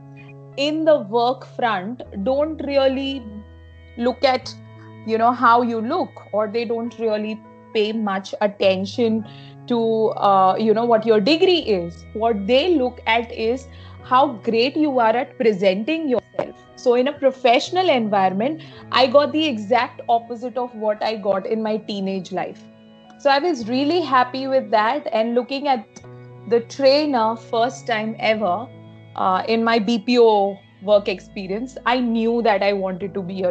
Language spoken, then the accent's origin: English; Mumbai, Maharashtra, India; I am from Mumbai, born and brought up here